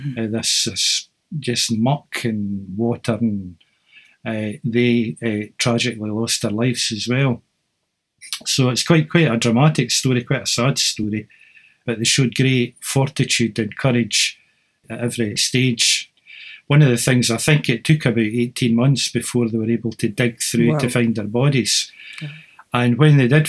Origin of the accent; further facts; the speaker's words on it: Cowdenbeath, Scotland, United Kingdom; I was growing up in Cowdenbeath in the 1960s and you heard Scots all the time in the house